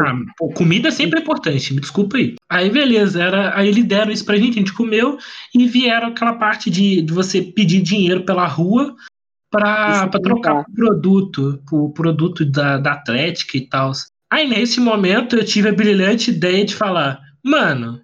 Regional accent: Volta Redonda, Rio de Janeiro, Brazil; eu sou de Volta Redonda

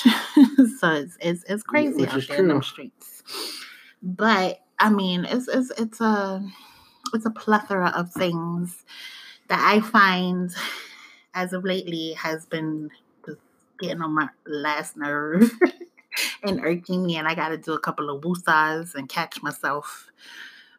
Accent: New York City, New York, United States; now in Georgia, United States; I may have African roots and African descent, but I was born in the Bronx.

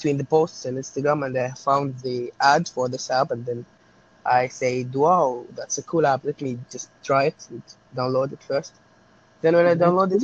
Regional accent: Mississauga, Ontario, Canada; I'm from Mississauga

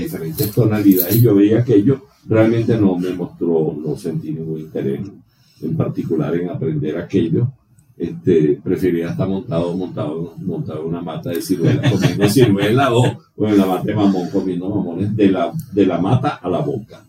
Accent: Calabozo, Guárico, Venezuela; yo soy nativo de Calabozo, Estado Guárico

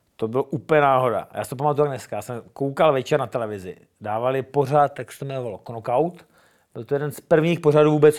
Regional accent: Brno, South Moravian Region, Czechia; Jsem hrdý Čech, jsem hrdý Brňák, přesně tak. Mám to rád, své město

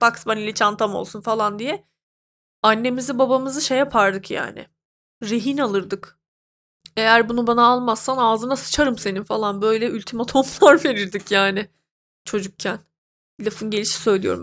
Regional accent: Turkey; Ben mesela bir Türk'üm

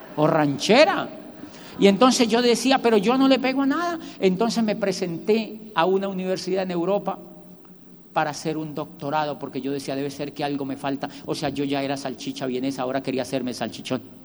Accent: Colombia; moved away as an adult; also born or lived in Barcelona; yo soy de Colombia

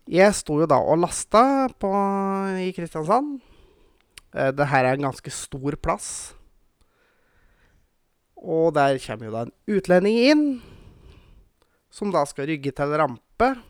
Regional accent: Bulgaria; Norwegian is a second language; Nei da, vi er fra Bulgaria, og vi prater bulgarsk.

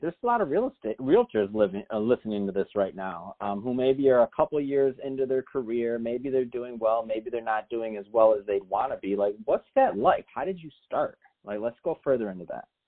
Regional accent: Detroit, Michigan, United States; moved away; Detroit, Michigan, uh, my hometown

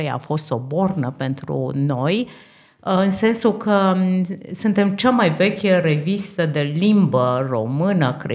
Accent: Austria; suntem din Austria, suntem în vizită în Australia, deci uh, de trei săptămâni.

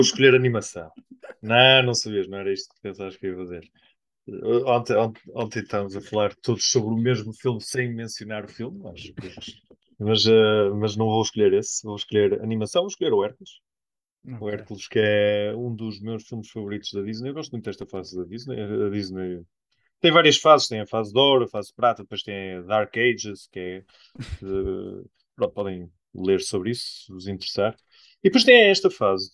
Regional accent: Espinho, Norte, Portugal; nós somos de Espinho.

